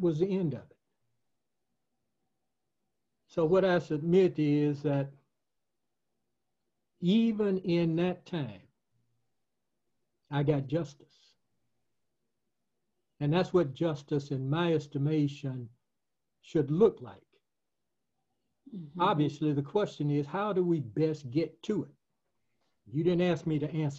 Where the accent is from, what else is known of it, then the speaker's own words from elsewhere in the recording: Camilla, Georgia, United States; also born or lived in Bainbridge, Georgia; then moved to Camilla, Georgia with my mother and father